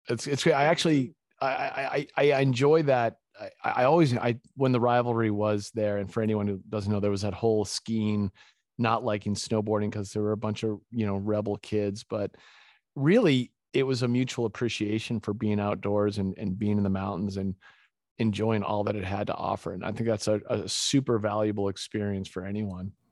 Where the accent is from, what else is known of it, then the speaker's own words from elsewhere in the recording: Winchester, Massachusetts, United States; also born or lived in Gloucester, Massachusetts; I was born in Gloucester, it's a little fishing town, and my parents divorced when I was young, and my mom moved our family to Winchester, Massachusetts